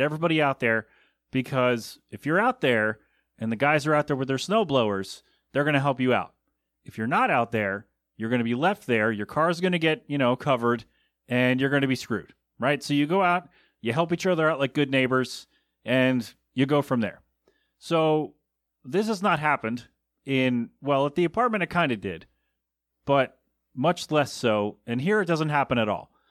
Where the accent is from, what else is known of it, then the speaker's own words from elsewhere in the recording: Bristol, Pennsylvania, United States; moved away; my hometown of Bristol, P